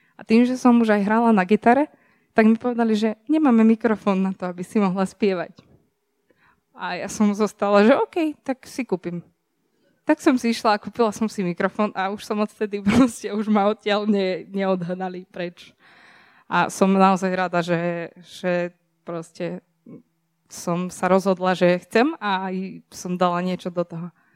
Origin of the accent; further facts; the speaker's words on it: Serbia; som zo Srbska